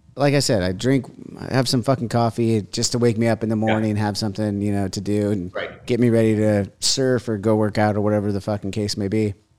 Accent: United States; also born or lived in Huntington Beach, United States; as an American

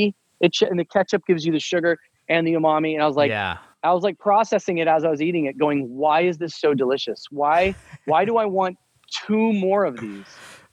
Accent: Midwest, United States; moved away as an adult; now in Los Angeles, United States; from age 14 or 12 until 22, my 10 years in living in the Midwest, when I'm a broke high school college kid

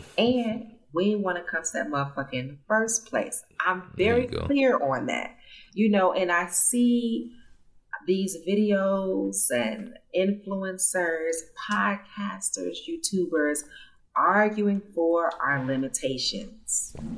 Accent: United States; moved away as an adult; also born or lived in California / Zanzibar; now in Nairobi, Kenya; growing up in the United States

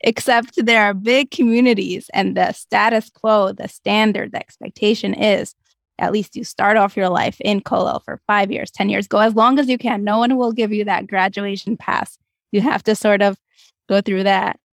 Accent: Moscow, Russia; moved away; I grew up in Moscow, Russia

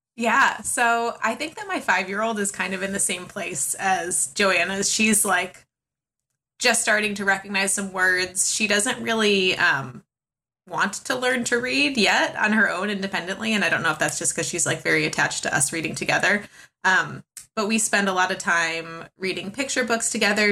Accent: Chicago, Illinois, United States; now in Southern California, United States; I am originally from Chicago. I live in Southern California now

